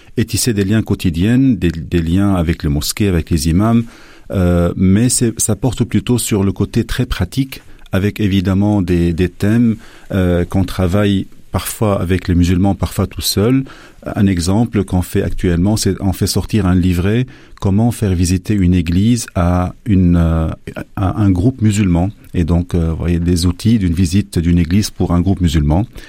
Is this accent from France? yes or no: no; Lebanon; moved away as an adult; now in Belgium; je viens du Liban